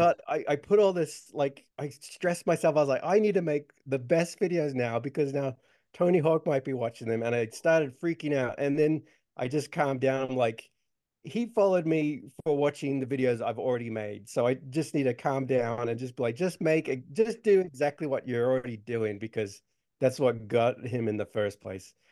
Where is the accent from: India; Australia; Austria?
Australia; I grew up in Australia